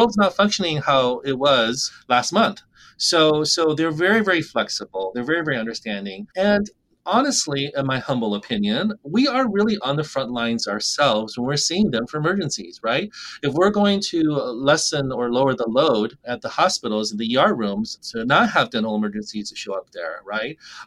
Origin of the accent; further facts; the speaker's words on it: rural Alaska, United States; I was 24 when I was able to practice and start my own dentistry clinic in my hometown